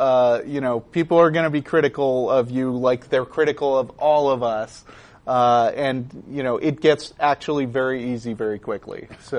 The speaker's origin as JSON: {"language": "English", "town": "Auburn", "region": "Alabama", "country": "United States", "tie": "born or raised there", "said": "I spent a few years of my childhood growing up in Auburn, Alabama, where there was certainly no atheist group, but my parents took me to a Unitarian church, and it was a fine substitute."}